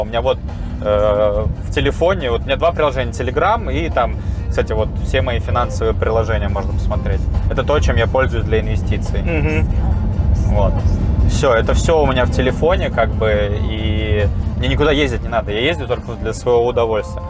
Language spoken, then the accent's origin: Russian; Volgograd, Volgograd Oblast, Russia; moved away; also born or lived in Moscow; я, ну, сам из Волгограда